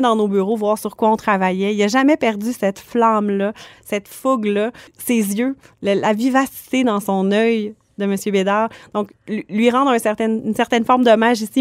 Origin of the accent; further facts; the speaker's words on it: Quebec, Canada; je suis originaire du Saguenay-Lac-Saint-Jean